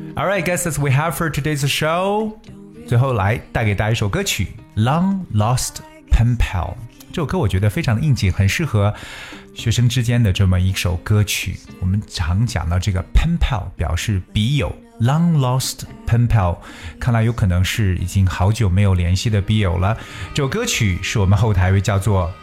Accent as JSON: {"language": "Chinese", "country": "China", "said": "我们中国人"}